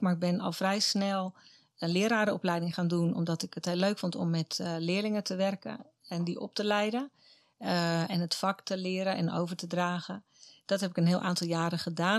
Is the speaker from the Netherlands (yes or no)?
yes; Katwijk, South Holland, Netherlands; moved away as an adult; Mijn wieg stond in Katwijk aan Zee. Daar ben ik geboren, getogen tot mijn achttiende